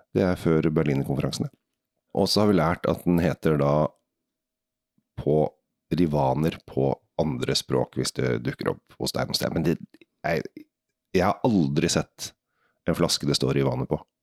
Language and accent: Norwegian; Norway; vi som nordmenn